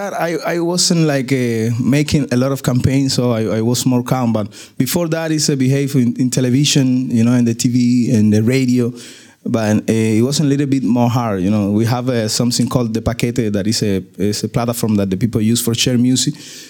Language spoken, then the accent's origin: English; Cuba; English is a second language; I'm from Cuba